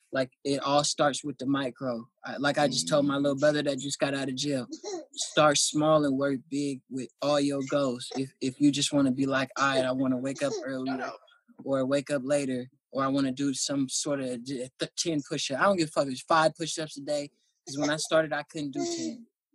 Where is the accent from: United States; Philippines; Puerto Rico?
Philippines; I still eat pork. I'm Filipino. It's hard to quit.